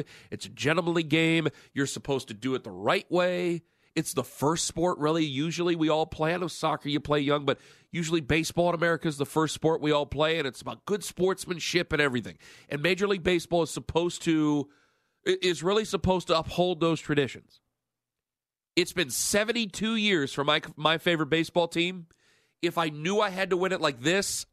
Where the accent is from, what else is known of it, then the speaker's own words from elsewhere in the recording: Cleveland, Ohio, United States; I'm from Cleveland